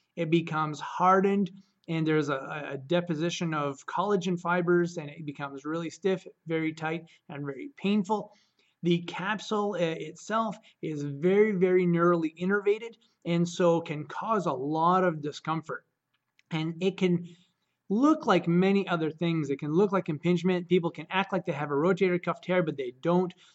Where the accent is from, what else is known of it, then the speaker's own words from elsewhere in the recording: Caribou, Maine, United States; I'm from Caribou, Maine